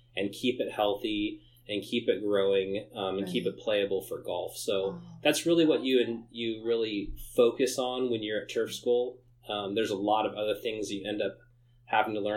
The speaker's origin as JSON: {"language": "English", "town": "San Jose", "region": "California", "country": "United States", "tie": "born or raised there", "said": "I grew up in San Jose, so I grew up close"}